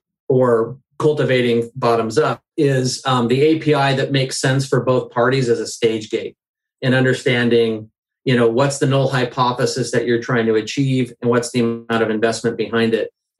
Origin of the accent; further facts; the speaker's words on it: the Northwest, Pacific Northwest, United States; I'm from the Northwest. I'm fourth generation.